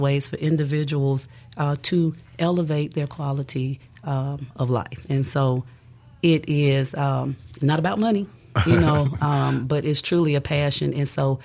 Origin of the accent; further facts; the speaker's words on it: East St. Louis, Illinois, United States; moved away; I'm from East St. Louis, Illinois, originally